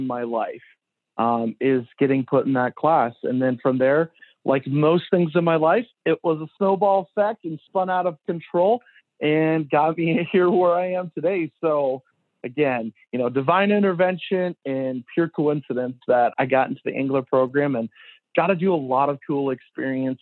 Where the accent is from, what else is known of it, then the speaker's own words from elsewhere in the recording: Ulysses, Nebraska, United States; Always born and raised in Nebraska. Ulysses is like my hometown.